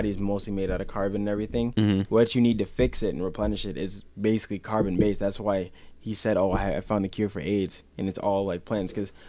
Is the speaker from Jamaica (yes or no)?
yes; Jamaica; I'm Jamaican